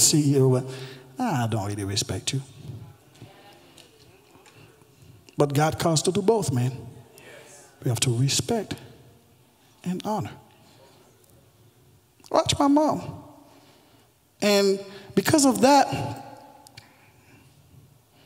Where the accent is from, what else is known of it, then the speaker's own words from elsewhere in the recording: Haiti; English is a second language; now in United States; I was born and raised in Haiti